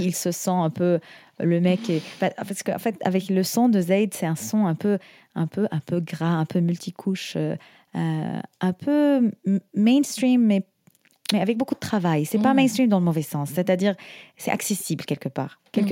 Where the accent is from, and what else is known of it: Syria